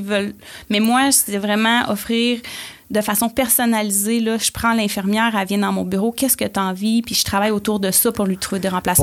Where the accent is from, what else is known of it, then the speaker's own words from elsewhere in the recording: Port-Cartier, Quebec, Canada; moved away as an adult; now in Quebec City, Canada; je suis une fille originaire de la Côte-Nord. Je viens de Port-Cartier. Ah oui. Donc, euh, j'ai grandi sur la Côte-Nord